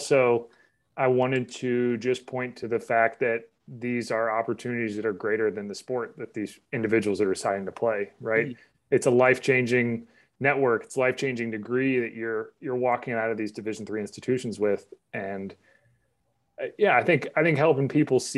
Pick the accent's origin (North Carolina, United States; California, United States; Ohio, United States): North Carolina, United States; Charlotte; moved away; also born or lived in Pennsylvania; I grew up in Charlotte